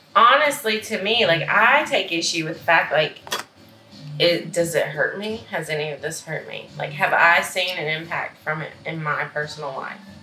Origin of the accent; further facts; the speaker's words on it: Mississippi, United States; moved away; which are very small towns because that's the town where I'm from.